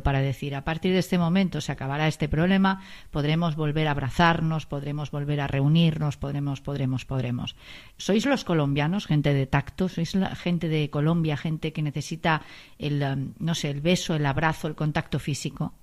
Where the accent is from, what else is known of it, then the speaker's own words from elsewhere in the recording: Spain; Los españoles también somos así